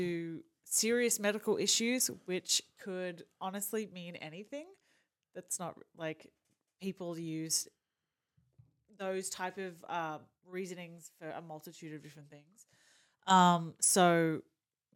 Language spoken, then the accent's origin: English; Australia; accent: Australian; moved away as an adult; now in Kansas City, United States; by the accent, I'm Australian